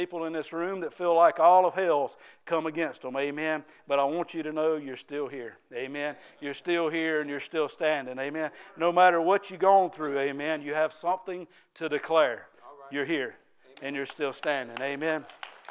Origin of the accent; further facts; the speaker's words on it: Ware Shoals, South Carolina, United States; I'm from Ware Shoals and I talk a little bit different than most people.